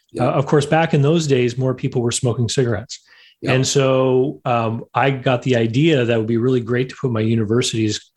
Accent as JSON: {"language": "English", "country": "Canada", "tie": "born or raised there", "said": "growing up in Canada, that meant, getting into snow removal, of course"}